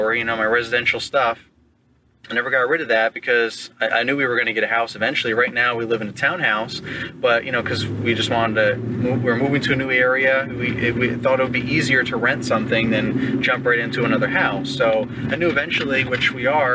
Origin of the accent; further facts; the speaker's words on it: New York, United States; moved away as an adult; now in Virginia, United States; I'm from New York originally, so that's where we were living